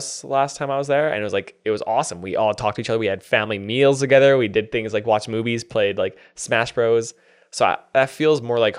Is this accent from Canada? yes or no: yes; Whitecourt, Alberta, Canada; born there; also born or lived in Taber / Medicine Hat / Japan; So I was born in Whitecourt. So that's 2 hours northwest of Edmonton. So born there. Then I moved to Taber for 4 years. And then I graduated high school med's hat, lived in Japan for 2 years